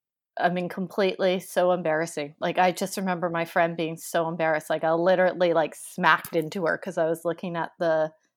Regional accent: New Westminster, British Columbia, Canada; also born or lived in London, United Kingdom; I grew up in New Westminster, so pretty much Vancouver, very close. I grew up in New West. I have lived here, and I've lived in England quite a bit.

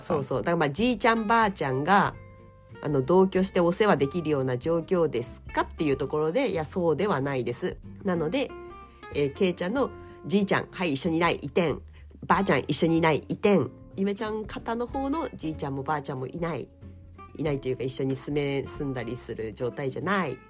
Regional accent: Niigata, Japan; now in Saitama, Japan; 私の地元、はい、新潟県の結構片田舎

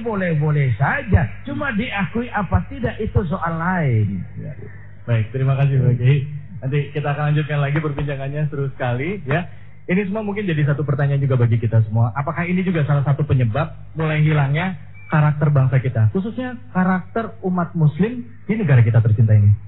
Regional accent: Indonesia; saya bersyukur lahir di Indonesia, saya bangga jadi anak Indonesia

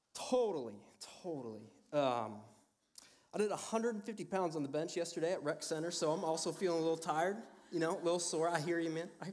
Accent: Cedar Falls, Iowa, United States; I was born and raised in Iowa

